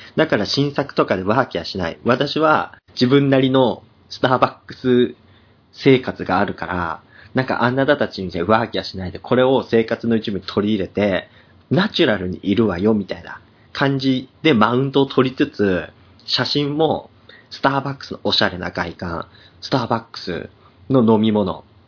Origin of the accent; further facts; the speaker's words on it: Japan; 日本で育って、日本で生まれてるから